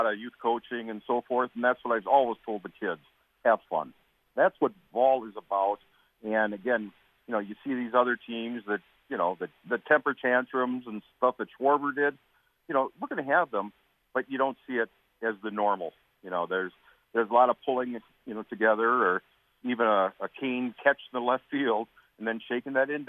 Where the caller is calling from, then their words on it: Wisconsin Rapids, Wisconsin, United States; I'm calling from Wisconsin Rapids.